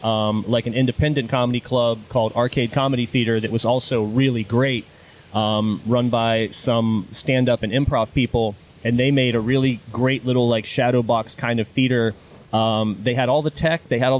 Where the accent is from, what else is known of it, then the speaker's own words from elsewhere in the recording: Wheeling, West Virginia, United States; I grew up in northern West Virginia. I was born in Wheeling, West Virginia, which is in West Virginia. People think that I'm from the South, but there's this little skinny panhandle at the top of West Virginia, and also not Western Virginia.